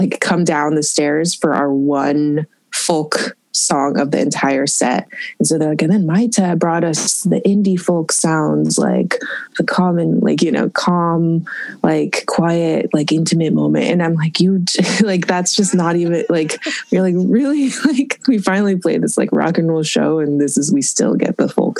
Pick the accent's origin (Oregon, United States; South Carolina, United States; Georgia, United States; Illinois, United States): Oregon, United States; Eugene; also born or lived in Springfield, Oregon / Portland, Oregon; I was born and raised in Eugene, Oregon. Eugene, half and half, Eugene and Springfield. And then I moved to Portland in 2010.